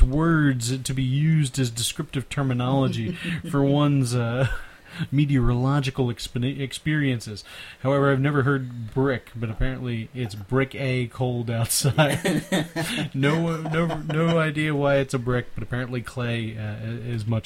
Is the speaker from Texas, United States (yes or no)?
no; Philadelphia, Pennsylvania, United States; accent: Philly; my Philly accent